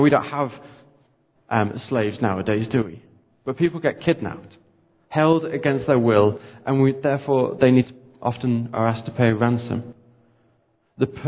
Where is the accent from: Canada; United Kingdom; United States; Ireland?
United Kingdom; We're British